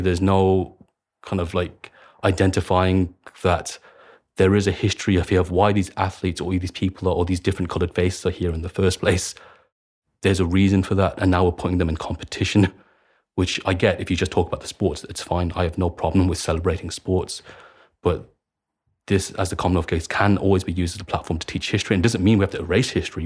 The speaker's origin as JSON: {"language": "English", "town": "Birmingham", "region": "West Midlands", "country": "United Kingdom", "tie": "born or raised there", "said": "I was raised in Handsworth"}